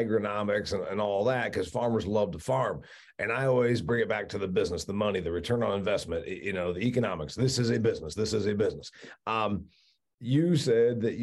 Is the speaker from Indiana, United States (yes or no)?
yes; Northern Indiana, United States; where I was raised in Indiana. And, you know, there's no cotton where I'm from